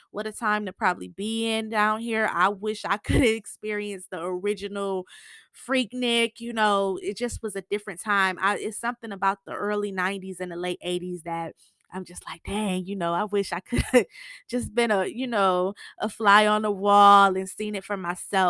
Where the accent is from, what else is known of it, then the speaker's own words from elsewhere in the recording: Michigan, United States; now in Atlanta, United States; I'm from Michigan and I live in Atlanta now, and it's so much a big difference, and it's just so much more opportunity here. I'm always gonna be Michigan at heart. That's my home, you know.